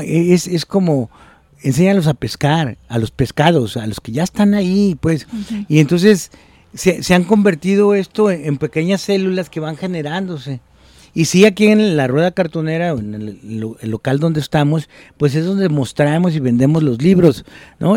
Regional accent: Guadalajara, Jalisco, Mexico; siendo de Guadalajara o de Jalisco

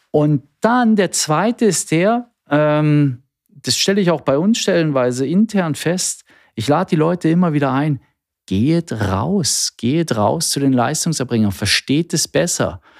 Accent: East Germany, Germany; Ich bin ein Kind der DDR. Nein, meine Kollegen können es gar nicht mehr hören, aber ähm, ich bin tatsächlich in der DDR geboren, aufgewachsen

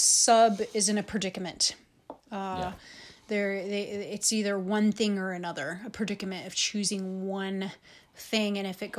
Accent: Chicago, Illinois, United States; I'm from Chicago, so there's a little inner thug in me.

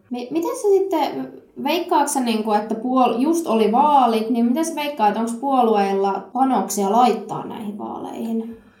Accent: Satakunta, Finland; Mä oon itse kotoisin tosi tosi pieneltä kutistuvalta paikkakunnalta tuolta satakunnasta

